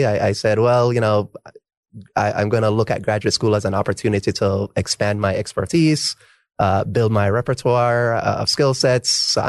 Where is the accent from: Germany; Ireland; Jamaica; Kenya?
Jamaica; because I came from Jamaica and, you know, not to overhype my education system, but we learned everything, right?